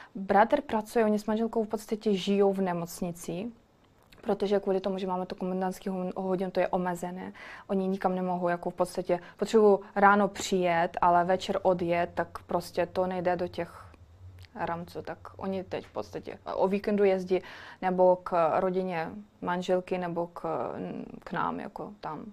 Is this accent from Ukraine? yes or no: yes; Ukraine; Czech is a second language; moved away as an adult; also born or lived in Kyiv; now in Prague, Czechia; mám ráda Česko, ale jsem Ukrajinka, chci bydlet doma